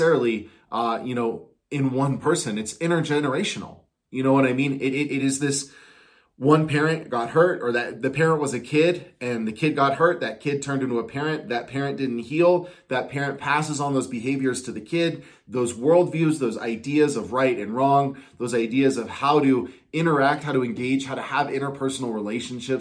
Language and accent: English; Coachella Valley, California, United States; moved away; also born or lived in Portland; because in the Coachella Valley, that's where I grew up